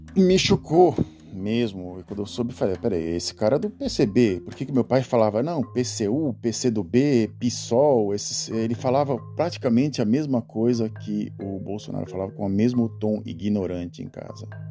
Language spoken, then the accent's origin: Portuguese; Santos, São Paulo, Brazil; Sou nascido em Santos, nascido e criado em Santos